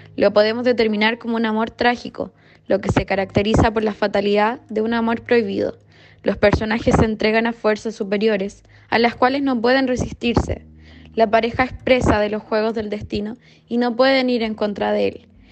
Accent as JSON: {"language": "Spanish", "country": "Chile", "said": "nuestra historia como chilenos"}